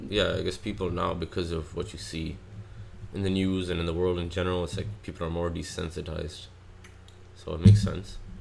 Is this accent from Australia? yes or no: yes; Australia; moved away; also born or lived in Pakistan; growing up in Australia